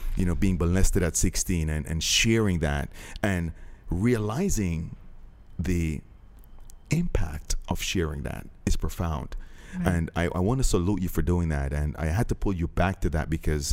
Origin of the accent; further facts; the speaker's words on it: Jamaica; I'm Jamaican